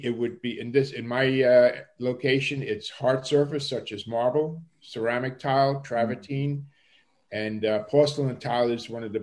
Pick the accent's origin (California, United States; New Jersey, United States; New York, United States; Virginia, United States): New York, United States; New York City; accent: Brooklynese; moved away; also born or lived in Bavaria, Germany; I spent approximately 15 years living in New York City. Most of that time was in the German section of Brooklyn, where I learned the street talk, which I labeled Brooklynese